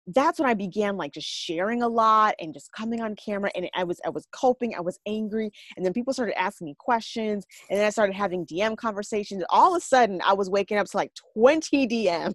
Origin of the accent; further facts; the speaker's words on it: Minneapolis, Minnesota, United States; I'm from Minneapolis.